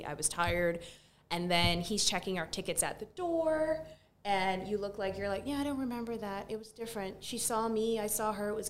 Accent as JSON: {"language": "English", "country": "Barbados", "tie": "born or raised there", "also_born_or_lived": "New York", "moved": "yes", "said": "well, actually, I'm from Barbados. I was born, raised there."}